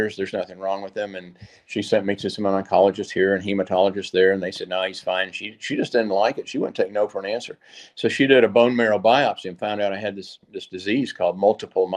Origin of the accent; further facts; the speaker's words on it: Columbia, Tennessee, United States; now in Nashville, United States; I grew up in Columbia, Tennessee